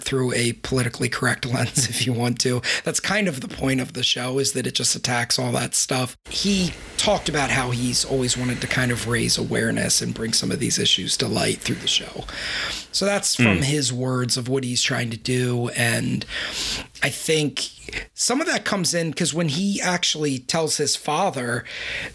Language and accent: English; Baltimore, Maryland, United States; I'm from Baltimore